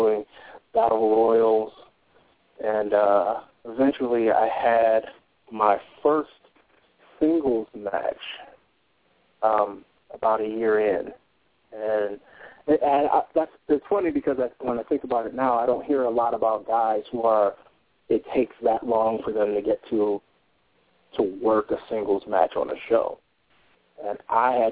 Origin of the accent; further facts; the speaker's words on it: Detroit, Michigan, United States; moved away as an adult; also born or lived in California / Cincinnati; I'm from Detroit originally, born and raised in Detroit.